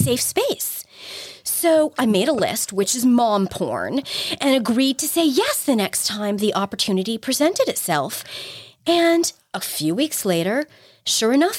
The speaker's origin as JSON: {"language": "English", "region": "New York", "country": "United States", "said": "I'm a New Yorker"}